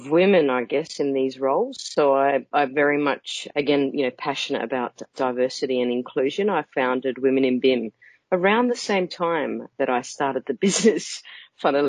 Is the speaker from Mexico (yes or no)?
no; Australia; moved away as an adult; also born or lived in United Kingdom; I'm an Australian. I worked in Australia, I guess, the first part of my career, and I moved over to the UK in 2006